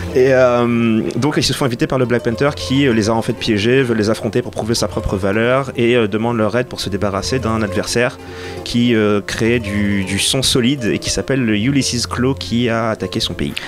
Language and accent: French; Senegal; quand j'étais ado, j'habitais au Sénégal